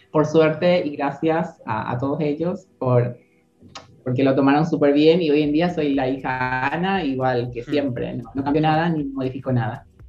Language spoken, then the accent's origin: Spanish; Paraguay; moved away as an adult; now in Argentina; soy paraguaya, como acaban de mencionar, y tengo 32 años, llegué en el 2016 en febrero eh, con la idea de trabajar, estudiar y tener una vida normal en Argentina